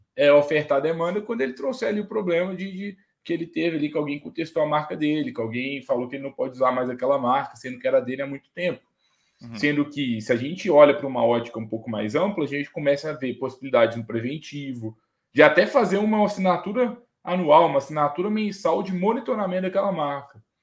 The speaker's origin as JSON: {"language": "Portuguese", "town": "Itabira", "region": "Minas Gerais", "country": "Brazil", "tie": "born or raised there", "said": "na minha cidade, por exemplo, eu nasci em Itabira, que é cidade de, uma cidade de mineração"}